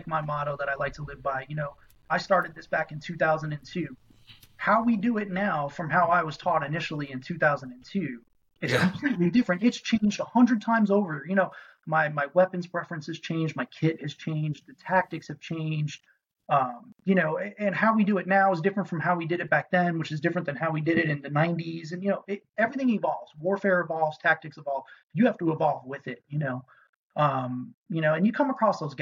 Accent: New York City, New York, United States; moved away as an adult; now in Florida, United States; I'm from New York City. Graduated high school 2002, joined the Army right after.

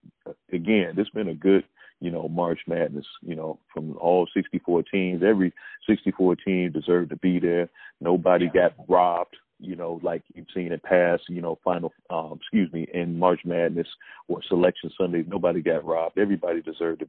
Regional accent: Chicago, Illinois, United States; I'm from Chicago

